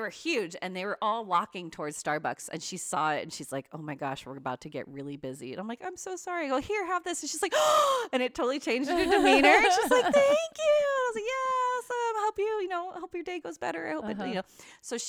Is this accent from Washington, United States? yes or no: yes; Seattle, Washington, United States; And I'm from Seattle.